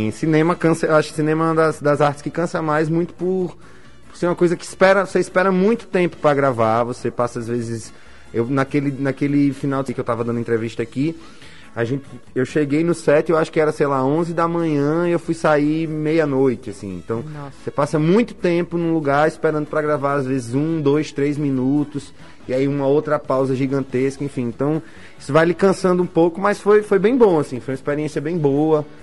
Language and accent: Portuguese; Mossoró, Rio Grande do Norte, Brazil; porque eu sou de Mossoró, né, enfim, Nasci